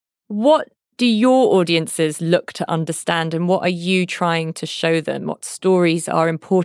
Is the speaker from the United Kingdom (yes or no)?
yes; United Kingdom; And as, you know, as a British person